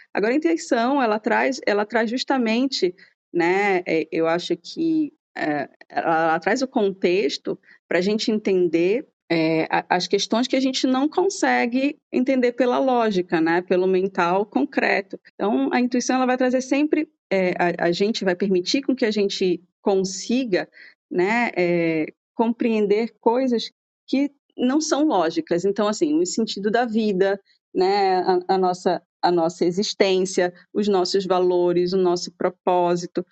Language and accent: Portuguese; Brazil; sou brasileira